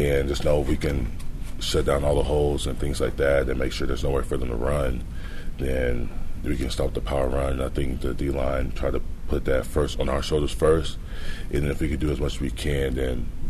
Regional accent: Texas, United States; moved away as an adult; growing up in Texas

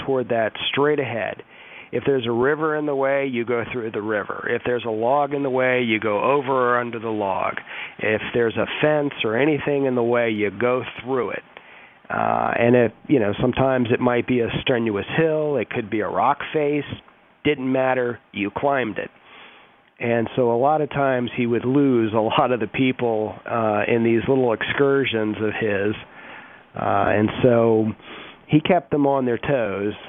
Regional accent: Washington, District of Columbia, United States; moved away; I'm originally from Washington D.C., so I used to spend a lot of time in D.C.

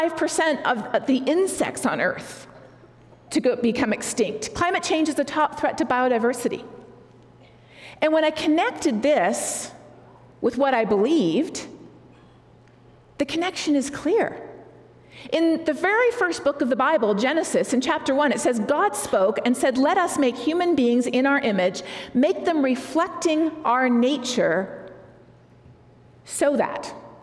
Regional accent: Colombia; also born or lived in Canada; I'm not in my home country of Canada. I'm in a different place, the country of Colombia, where we moved to when I was 9 years old, where my parents served as missionaries for a number of years.

